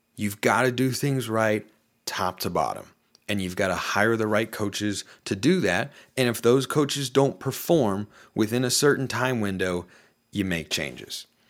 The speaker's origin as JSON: {"language": "English", "town": "Portland", "region": "Oregon", "country": "United States", "said": "I'm from Portland"}